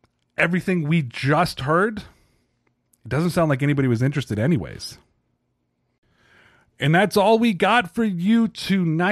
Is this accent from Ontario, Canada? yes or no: yes; Toronto, Ontario, Canada; I'm from Toronto